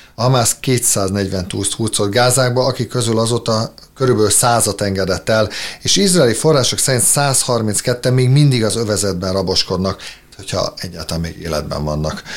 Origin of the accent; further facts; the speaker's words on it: Hungary; én szeretek magyarnak lenni, és én magyar vagyok